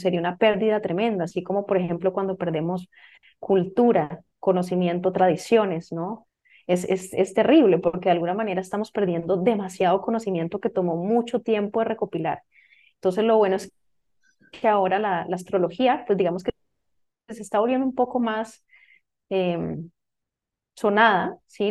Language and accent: Spanish; Costa Rica; moved away; yo soy de Costa Rica, soy original de Costa Rica.